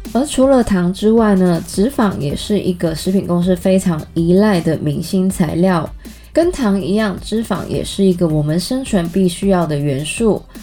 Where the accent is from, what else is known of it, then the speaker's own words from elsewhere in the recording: Canada; 我在加拿大长大